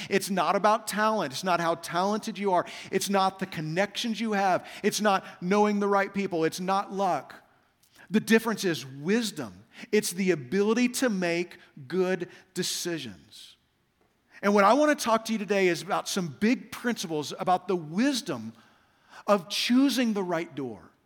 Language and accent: English; Kansas, United States; moved away as an adult; also born or lived in Saint Louis; now in Las Vegas, United States; I grew up in Kansas